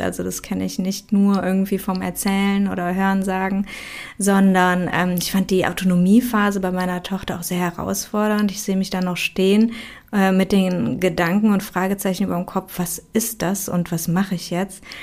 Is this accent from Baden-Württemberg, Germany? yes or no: no; Aachen, North Rhine-Westphalia, Germany; ich komme aus Aachen